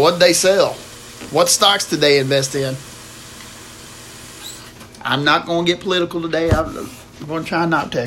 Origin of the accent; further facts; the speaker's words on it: the South, United States; I'm from the South